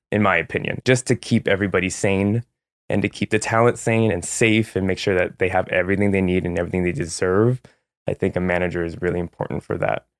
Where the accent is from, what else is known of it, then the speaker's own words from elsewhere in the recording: San Jose, California, United States; also born or lived in San Francisco / Los Angeles; I'm from San Jose, California